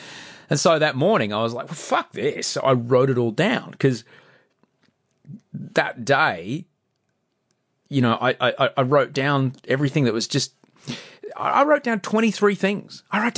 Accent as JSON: {"language": "English", "country": "Australia", "said": "In fact, they get quite excited when we say we're from Australia."}